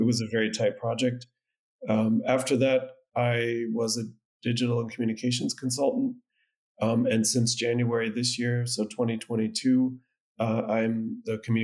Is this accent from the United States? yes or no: yes; Connecticut, United States; moved away as an adult; now in Germany; I'm originally from Connecticut, so New England in the U.S.